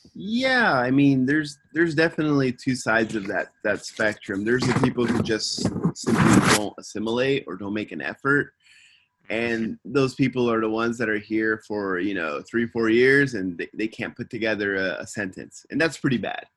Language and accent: English; Simi Valley, California, United States; now in Tokyo, Japan; I'm from Simi Valley, California, and I'm living in Tokyo